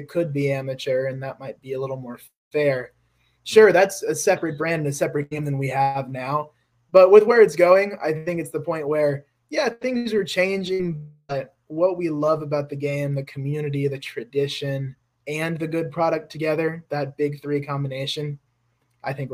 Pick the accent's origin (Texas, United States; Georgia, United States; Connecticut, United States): Georgia, United States; Atlanta; I'm from Atlanta